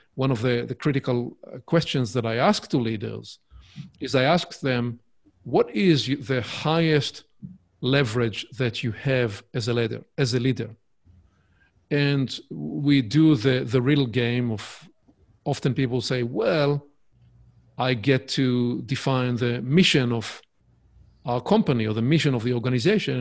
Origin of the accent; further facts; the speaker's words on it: Israel; accent: Hebrewish; English is a second language; my Hebrewish accent, uh, my charming accent.